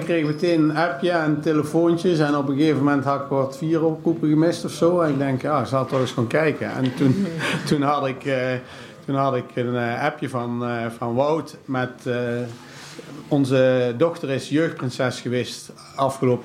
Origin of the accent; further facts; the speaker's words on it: Zeeland, North Brabant, Netherlands; also born or lived in Langenboom / Wanroij; wij hebben altijd gewoond op de Witte Dellen in Zeeland